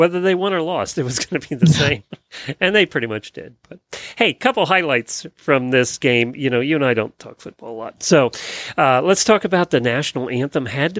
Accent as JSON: {"language": "English", "area": "near Philadelphia", "region": "Pennsylvania", "country": "United States", "tie": "born or raised there", "moved": "yes", "lives_now": "Ocala, United States", "said": "I grew up near Philadelphia. You know, we were not too far from Philadelphia."}